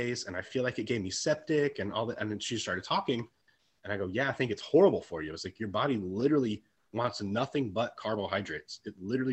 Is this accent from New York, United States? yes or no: no; Texas, United States; growing up in Texas, it was very traditional Texas, you know, style foods.